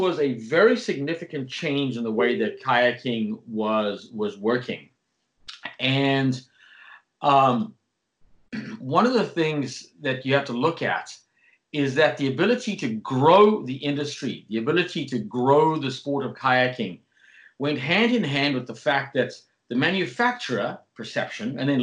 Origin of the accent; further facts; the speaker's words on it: South Africa; where I grew up in South Africa